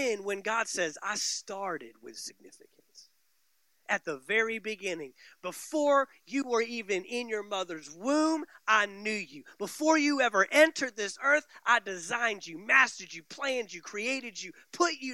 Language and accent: English; Dallas, Texas, United States; now in Valdosta, United States; I grew up in the Metroplex, the Dallas-Fort Worth Metroplex